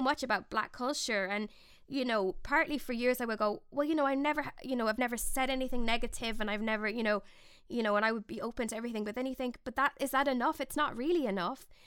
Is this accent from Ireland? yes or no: yes; Ireland; I'm from the Republic of Ireland